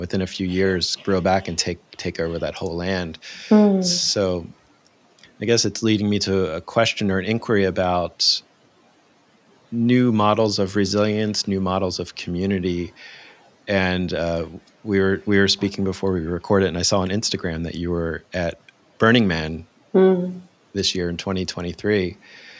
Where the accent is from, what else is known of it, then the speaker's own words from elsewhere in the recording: United States; you can probably tell by my accent, but I grew up in the U.S., the land of Disney